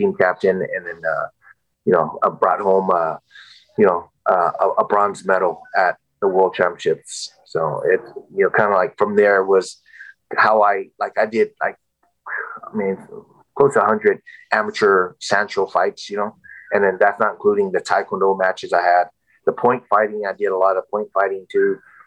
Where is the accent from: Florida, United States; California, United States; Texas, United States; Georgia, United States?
California, United States; San Jose; also born or lived in Vietnam; San Jose State, where I, you know, my hometown